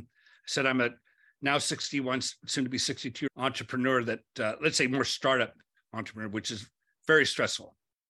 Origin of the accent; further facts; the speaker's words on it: Lakewood, California, United States; born there; Yeah, I was born in Lakewood, California. My parents were blue collar, came from, I think, Lakewood High School.